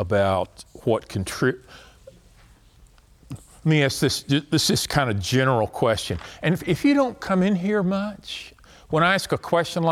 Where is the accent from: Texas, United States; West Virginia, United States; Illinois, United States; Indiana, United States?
Texas, United States; I'm from Texas